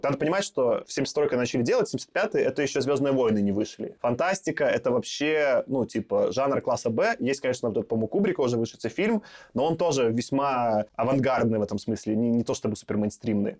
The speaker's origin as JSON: {"language": "Russian", "country": "Belarus", "moved": "yes", "lives_now": "Russia", "said": "я все-таки как белорус"}